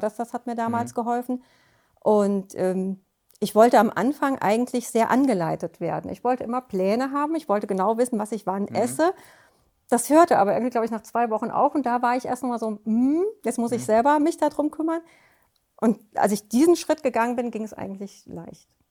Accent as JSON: {"language": "German", "town": "Offenbach am Main", "region": "Hesse", "country": "Germany", "said": "Ich komme aus Offenbach."}